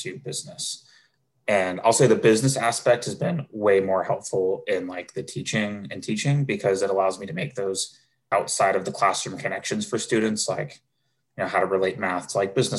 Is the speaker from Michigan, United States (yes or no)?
no; Camas, Washington, United States; moved away as an adult; now in Seattle, United States; I grew up in Camas, very similar to Mercer Island, smaller community